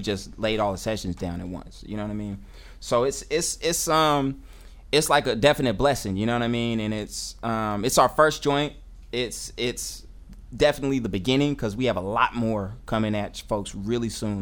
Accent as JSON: {"language": "English", "town": "Oakland", "region": "California", "country": "United States", "said": "I'm an MC. I'm an educator. Uh, I'm from Oakland."}